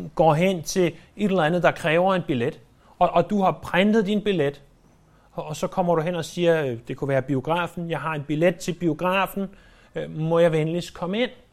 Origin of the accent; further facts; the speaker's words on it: Denmark; jeg er født i Danmark